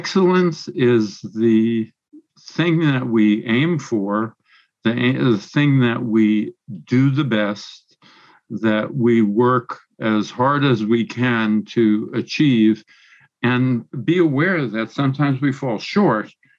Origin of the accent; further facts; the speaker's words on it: East Coast, United States; I grew up on the East Coast